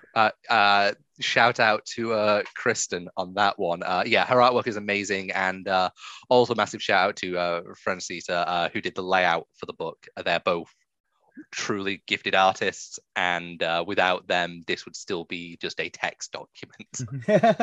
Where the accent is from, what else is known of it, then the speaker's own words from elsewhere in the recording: England, United Kingdom; I'm English